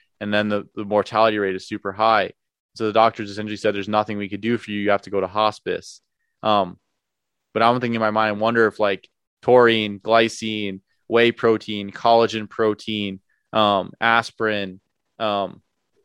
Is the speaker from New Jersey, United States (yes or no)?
yes; New Jersey, United States; I'm from New Jersey